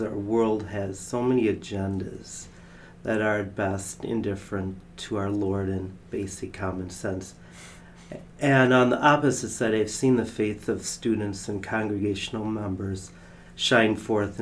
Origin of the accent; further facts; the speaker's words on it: Sleepy Eye, Minnesota, United States; I was raised on a family farm southeast of Sleepy Eye